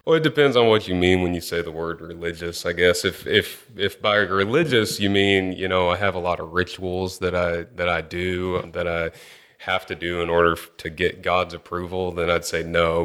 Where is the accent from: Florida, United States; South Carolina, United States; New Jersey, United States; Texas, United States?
Texas, United States; Angleton; I grew up in Angleton, Texas, which is, uh, just about an hour and a half south of, of Houston here.